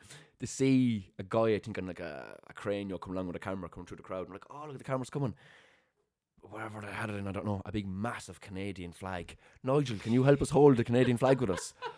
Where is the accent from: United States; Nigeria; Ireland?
Ireland; Limerick, Munster; moved away; growing up in Raheen